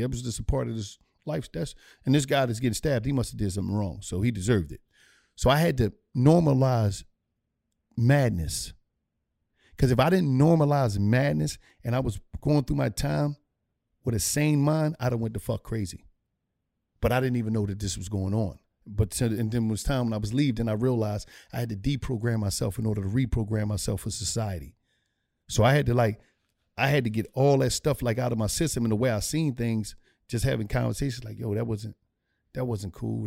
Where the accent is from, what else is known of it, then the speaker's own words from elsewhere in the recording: Philadelphia, Pennsylvania, United States; I grew up in Philadelphia, uh, Pennsylvania